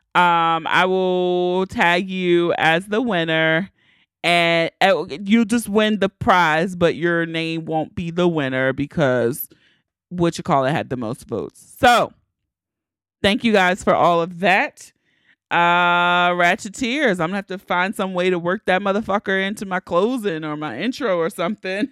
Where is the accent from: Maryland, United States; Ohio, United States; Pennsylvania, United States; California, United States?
Maryland, United States; Baltimore; I gotta take care of my hometown first